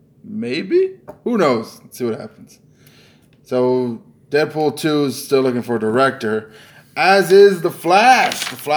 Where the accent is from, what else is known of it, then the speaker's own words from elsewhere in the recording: United States; I'm an American.